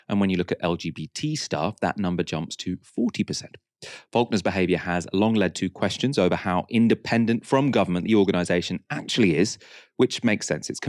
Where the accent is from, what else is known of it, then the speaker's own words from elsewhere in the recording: United Kingdom; which are close to my heart as a British Pakistani woman in public life.